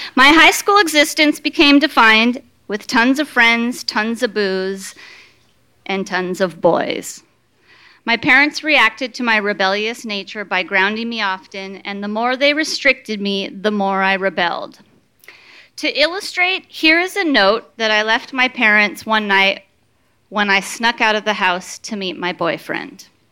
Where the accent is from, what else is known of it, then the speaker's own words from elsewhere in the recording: Danville, California, United States; I'm from Danville in Northern California, and I grew up uh, in a fairly strict Catholic home